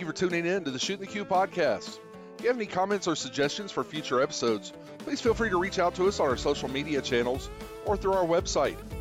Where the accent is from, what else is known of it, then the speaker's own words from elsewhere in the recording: Pennsylvania, United States; also born or lived in Philadelphia; I've been there a very long time, and I born and raised in Pennsylvania